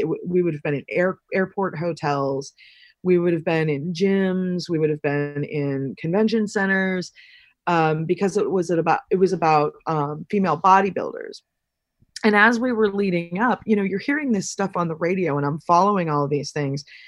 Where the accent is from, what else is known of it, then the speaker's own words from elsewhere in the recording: Pennsylvania, United States; moved away; also born or lived in New York; this town, my hometown, was one of the first towns in the, in the United States to start manufacturing less lethal munitions